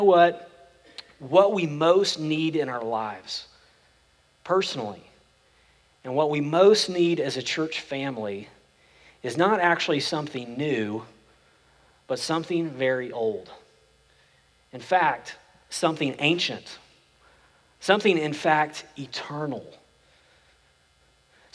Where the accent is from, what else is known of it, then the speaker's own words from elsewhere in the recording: Oklahoma, United States; now in Frisco/McKinney area, Texas, United States; I grew up in Oklahoma, and we drive back to where I grew up